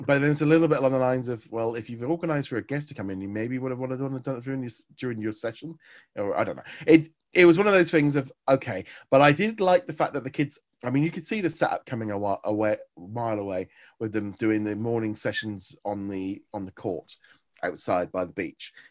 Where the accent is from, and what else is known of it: England, United Kingdom